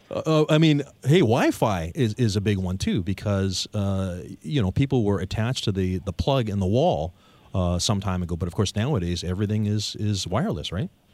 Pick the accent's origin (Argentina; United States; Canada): Canada; Victoria, British Columbia; locally born and raised Victorians